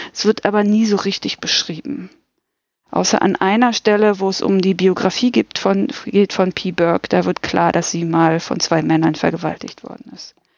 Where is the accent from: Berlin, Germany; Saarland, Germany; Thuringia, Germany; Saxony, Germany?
Berlin, Germany; ich bin aus Berlin